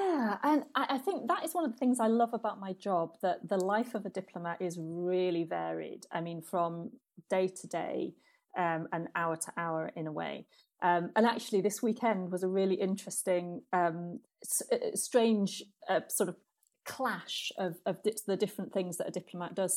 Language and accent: English; United Kingdom; moved away as an adult; now in Trinidad and Tobago; as a British person